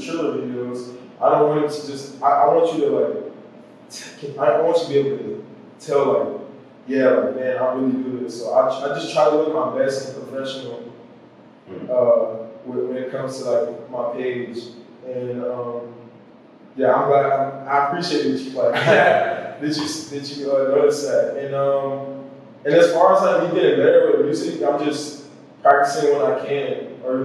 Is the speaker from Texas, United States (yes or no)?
yes; Austin, Texas, United States; moved away as an adult; now in Hawaii, United States; Growing up in Austin